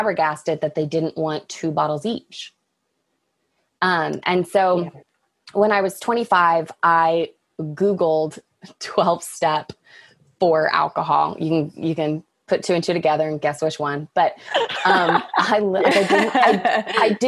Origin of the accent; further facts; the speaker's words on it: Dallas, Texas, United States; growing up in Dallas